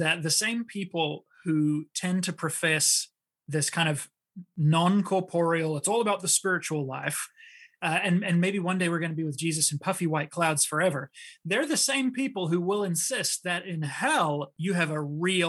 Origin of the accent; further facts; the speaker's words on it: New Zealand; also born or lived in South Pacific / France / Switzerland; So I was born in New Zealand, and I did kind of grow up in New Zealand, but I grew up all over the South Pacific. I lived in France and Switzerland.